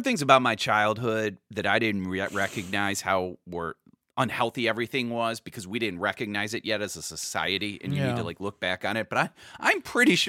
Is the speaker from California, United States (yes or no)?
no; Cleveland, Ohio, United States; my hometown of Cleveland